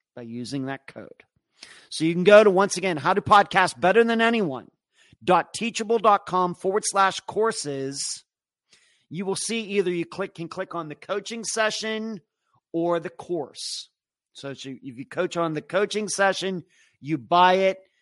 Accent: Las Vegas, Nevada, United States; moved away; I'm from Las Vegas and I have contacts there

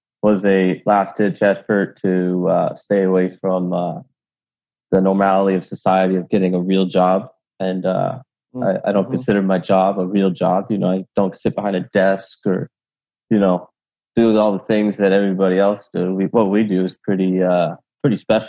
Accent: Vancouver, Washington, United States; moved away as an adult; also born or lived in Hawaii; now in California, United States; I was born in Hawaii. I grew up in Vancouver, Washington. I moved from Hawaii when I was 7. I moved down to California for work.

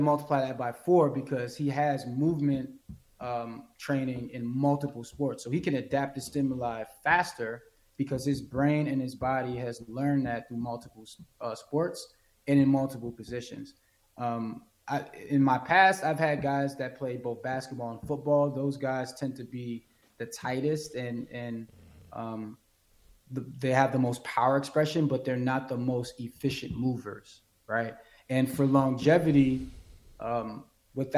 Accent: New York City, New York, United States; moved away; I'm originally from Brooklyn, New York

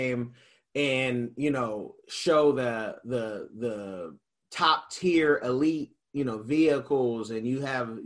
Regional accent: United States; being an American

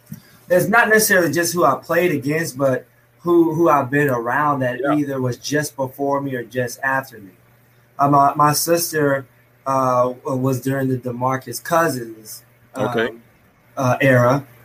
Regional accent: Silver Hill, Alabama, United States; Silver Hill.

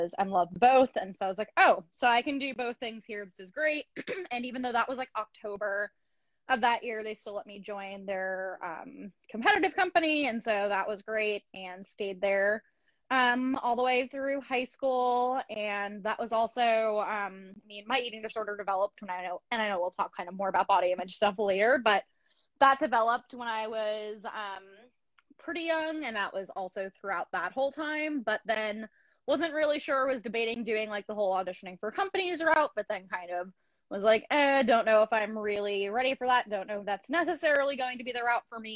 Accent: Long Island, New York, United States; I grew up on Long Island in New York

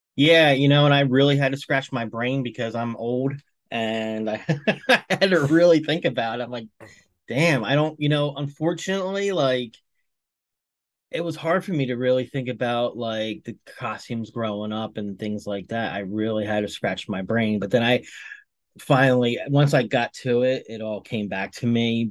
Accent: Ocean City, United States; growing up in Ocean City

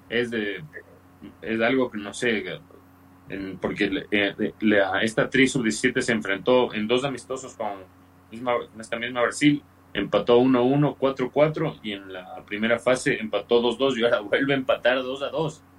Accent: Ecuador; Yo siempre que escuchaba a veces en la radio decir que no, que tenemos que, darnos cuenta que somos ecuatorianos, que no hay que aspirar a nada

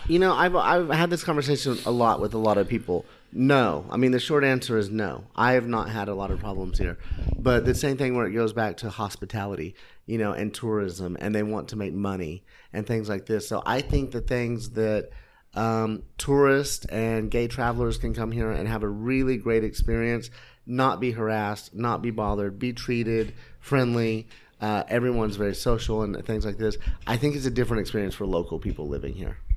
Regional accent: United States; being an American

